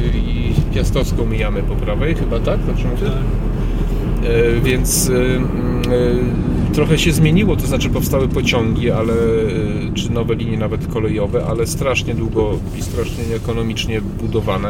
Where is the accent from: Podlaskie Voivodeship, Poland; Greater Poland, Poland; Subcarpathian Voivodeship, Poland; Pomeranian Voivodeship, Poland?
Subcarpathian Voivodeship, Poland; Przemyśl; now in Kraków, Poland; ja pochodzę z Przemyśla, jestem tak zwanym napływowcem.